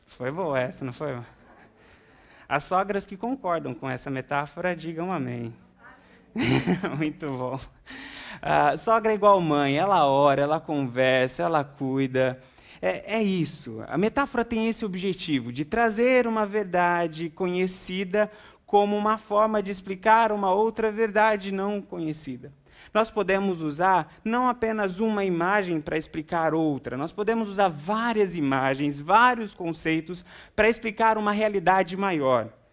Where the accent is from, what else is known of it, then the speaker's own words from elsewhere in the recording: Brazil; now in United States; somos brasileiros